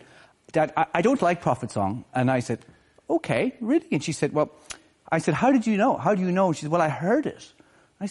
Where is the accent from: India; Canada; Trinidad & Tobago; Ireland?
Ireland; Malin Head, Ulster; now in Dublin, Ireland; I grew up in Malinhead